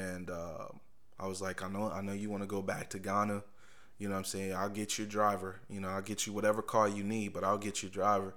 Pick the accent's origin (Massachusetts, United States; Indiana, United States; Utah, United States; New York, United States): Indiana, United States; Indianapolis; moved away as an adult; also born or lived in Richmond; Growing up in Indianapolis.